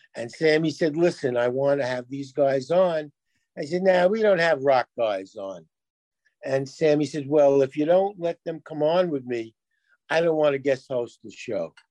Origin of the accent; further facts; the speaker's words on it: New York City, New York, United States; we grew up in New York where you heard there were a million radio stations